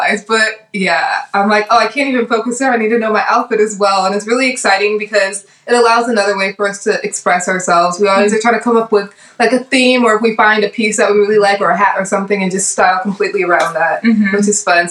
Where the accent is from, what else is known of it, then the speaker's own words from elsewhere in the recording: Chicago, Illinois, United States; moved away as an adult; now in Los Angeles, United States; Growing up in Chicago